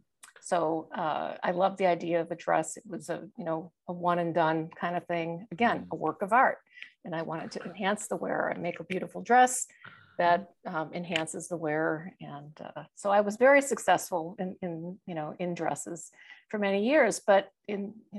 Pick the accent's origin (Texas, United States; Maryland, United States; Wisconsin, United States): Wisconsin, United States; Milwaukee; I'm from Milwaukee. I have those Midwestern values